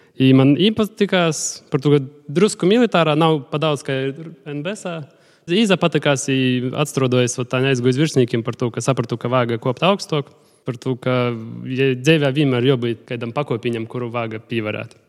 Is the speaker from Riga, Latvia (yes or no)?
no; Ludza, Latgale, Latvia; es no Ludzas